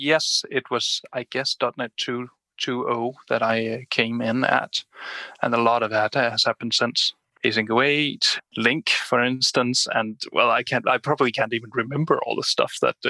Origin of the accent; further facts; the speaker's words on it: Denmark; Yes, I'm from Denmark.